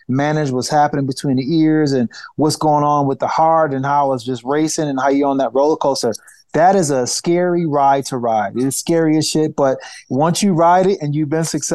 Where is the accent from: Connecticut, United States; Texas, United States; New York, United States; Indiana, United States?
New York, United States; Niagara Falls; my hometown, Niagara Falls, New York